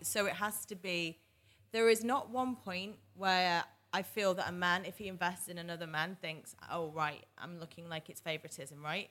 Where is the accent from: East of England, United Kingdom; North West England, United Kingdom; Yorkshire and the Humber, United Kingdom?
North West England, United Kingdom; Manchester; moved away as an adult; also born or lived in New York / Boston / San Diego / Abu Dhabi; now in London, United Kingdom; I was born in Manchester, England. I stayed there until I was eighteen, and then I moved to London.